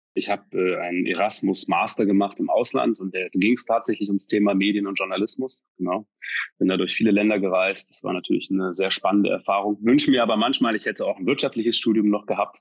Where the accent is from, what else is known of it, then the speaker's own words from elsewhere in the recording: North Rhine-Westphalia, Germany; now in Berlin, Germany; komme aus Deutschland, gebürtig vom Niederrhein, also in der Nähe von der holländischen Grenze